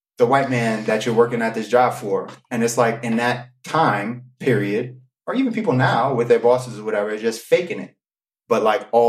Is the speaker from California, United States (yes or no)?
no; New York City, New York, United States; I'm from the Bronx.